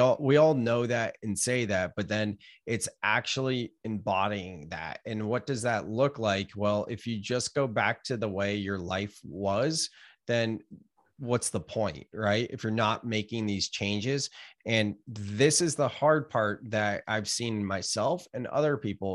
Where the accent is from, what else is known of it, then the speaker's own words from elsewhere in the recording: Gilroy, California, United States; moved away as an adult; now in Santa Cruz, United States; I grew up in Gilroy